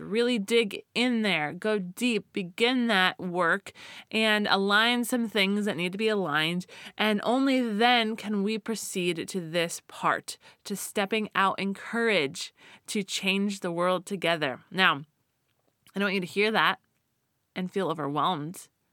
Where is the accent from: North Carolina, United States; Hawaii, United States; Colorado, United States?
Colorado, United States; now in California, United States; growing up in Colorado